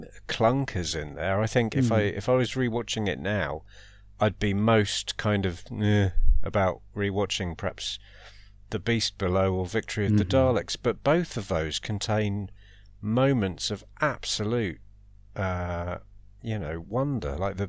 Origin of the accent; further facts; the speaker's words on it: Colchester, East of England, United Kingdom; Then The Lodger was set in Colchester. I'm from Colchester. I'm in Colchester right now.